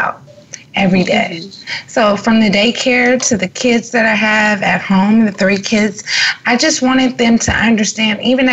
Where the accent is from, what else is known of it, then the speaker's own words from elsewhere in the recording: Los Angeles, California, United States; I'm from South Central LA, and I didn't have a Whole Foods in my neighborhood